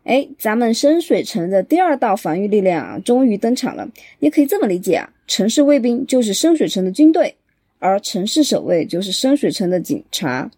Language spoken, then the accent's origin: Chinese; Chengdu, Sichuan, China; accent: Chengdu dialect; 咱们成都话